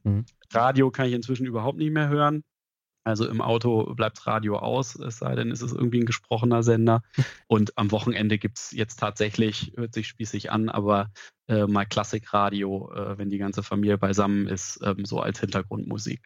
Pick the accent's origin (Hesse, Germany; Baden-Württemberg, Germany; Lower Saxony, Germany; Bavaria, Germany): Lower Saxony, Germany; Norddeutschland ist Heimat für mich, sowohl hier aus der Region in Niedersachsen, wo ich herkomme